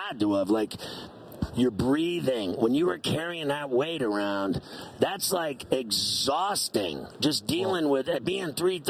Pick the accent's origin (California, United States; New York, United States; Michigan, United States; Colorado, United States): New York, United States; Man, I'm a Steeler fan, but I love you because I'm from New York.